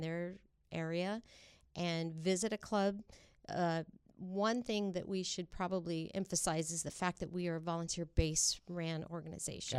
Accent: Traver, California, United States; also born or lived in Kingsburg / Sanger; I grew up in the South Valley in a community called Traver

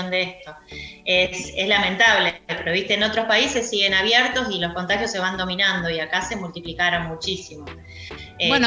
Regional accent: Argentina; yo tengo una teoría sobre el argentino y soy argentina

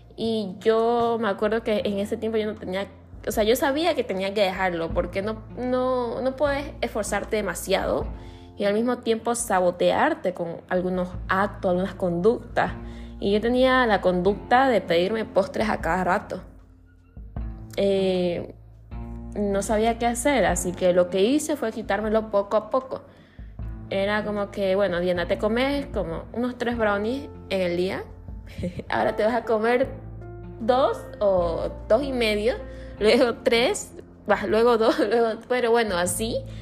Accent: Santa Cruz de la Sierra, Santa Cruz, Bolivia; yo soy de Bolivia, de la parte de Santa Cruz de la Sierra

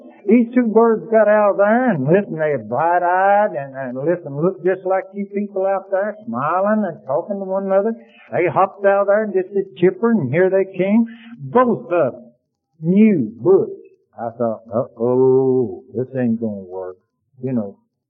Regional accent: Athens, Tennessee, United States; I said, I'm from Athens, Tennessee, if I'm from anywhere.

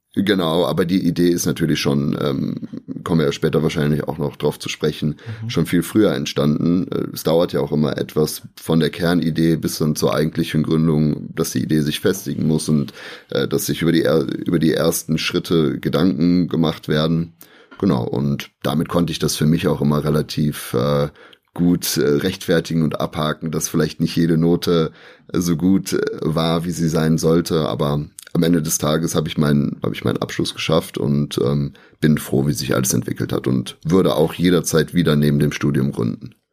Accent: Aachen, North Rhine-Westphalia, Germany; wir sind ja direkt an der Grenze zu Belgien und zu den Niederlanden. Deswegen, ich bin so groß geworden

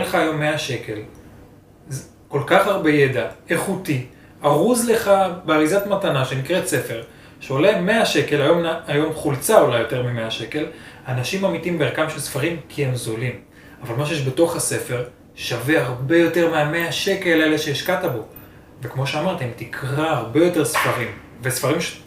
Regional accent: Israel; בתור ישראלי

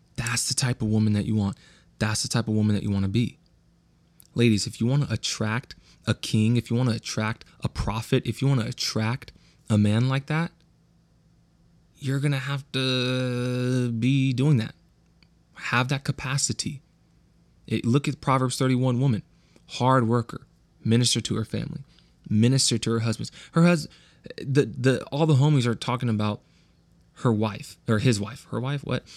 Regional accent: the Valley, California, United States; accent: West Coast; I am from the Valley.

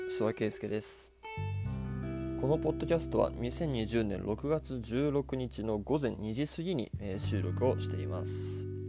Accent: Niigata, Japan; moved away as an adult; now in Kansai, Japan; 出身地は、えー、新潟

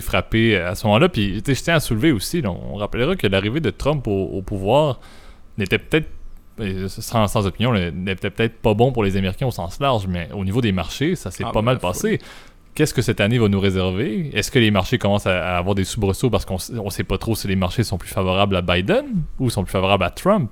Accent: Canada; je suis Canadien

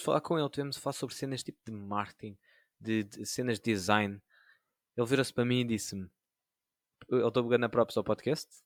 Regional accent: Sintra, Lisbon, Portugal; sou de Sintra

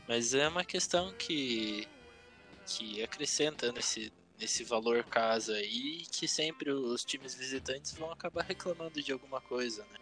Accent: Brazil; o Atlético, que é do, da minha cidade natal

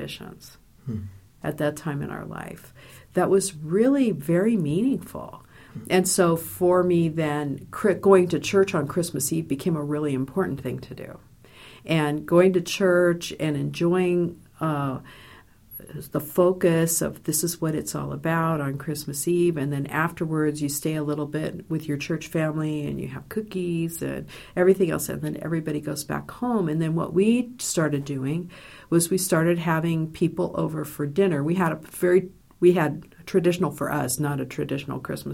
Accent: Los Angeles, California, United States; moved away as an adult; now in Indiana, United States; I grew up in Los Angeles

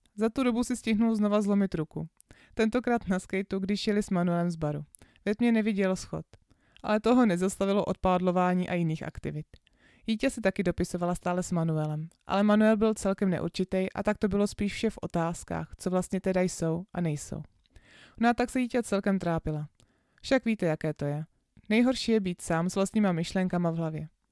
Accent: Czechia; že z Čech

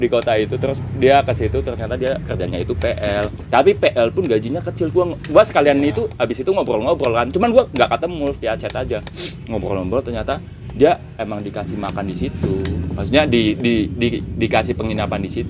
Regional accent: Pemalang, Central Java, Indonesia; gue SMA nongkrongnya itu di Pemalang kota gue

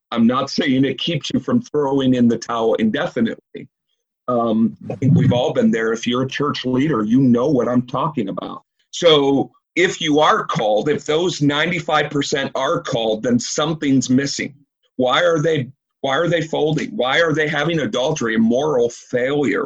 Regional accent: Woodstock, Illinois, United States; I was born and raised in Woodstock, Illinois.

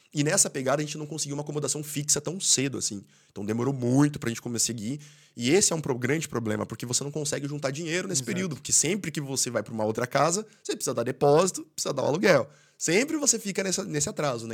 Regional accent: Brazil; first language Portuguese; moved away as an adult; now in Ireland; quando eu saí do Brasil

